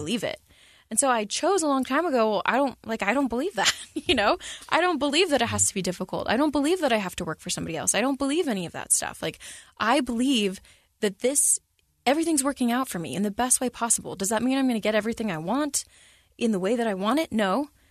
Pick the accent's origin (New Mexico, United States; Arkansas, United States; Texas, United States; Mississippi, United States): Texas, United States; San Antonio; when I was a kid, I grew up in San Antonio, Texas